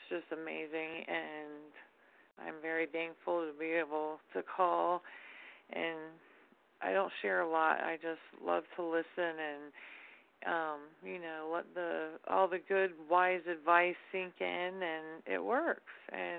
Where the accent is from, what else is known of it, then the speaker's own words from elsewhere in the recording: Florida, United States; Hi, this is …. I'm from Florida.